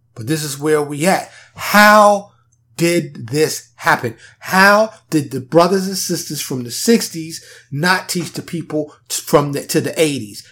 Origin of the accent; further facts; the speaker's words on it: New York City, New York, United States; now in Dallas, United States; I grew up in New York City, primarily Harlem and the Bronx.